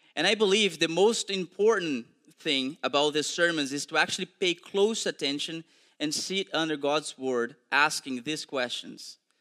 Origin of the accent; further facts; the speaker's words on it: Brazil; English is a second language; moved away; I'm also originally from Brazil